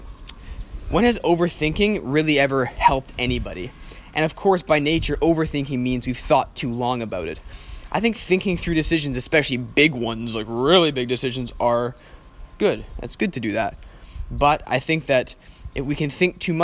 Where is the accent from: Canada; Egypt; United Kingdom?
Canada; moved away as an adult; I'm from Canada, I'm from a Western country